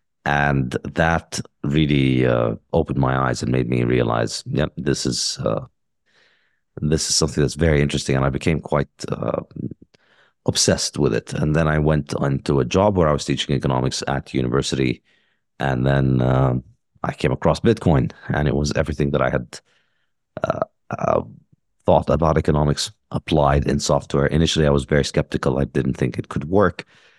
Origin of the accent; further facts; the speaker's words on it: Ramallah, Ramallah and al-Bireh Governorate, Palestine; I mean, I grew up in Palestine, in Ramallah. My father's a doctor.